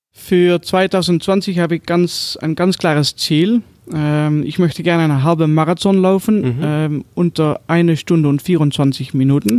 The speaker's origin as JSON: {"language": "German", "country": "Netherlands", "second_language": "German", "said": "Ich bin Holländer. Ah! Ich, ich wohne in der Nähe von Venlo"}